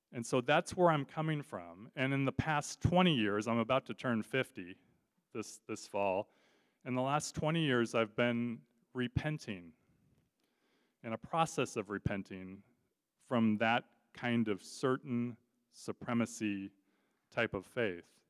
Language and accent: English; Southern California, United States; moved away as an adult; also born or lived in Kansas; now in Detroit, United States; I grew up in Southern California. Um, I'm a Southern California native